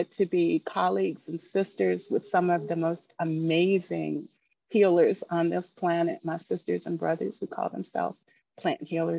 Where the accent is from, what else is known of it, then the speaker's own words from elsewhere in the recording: New York City, New York, United States; moved away as an adult; also born or lived in Southern California; I grew up in New York City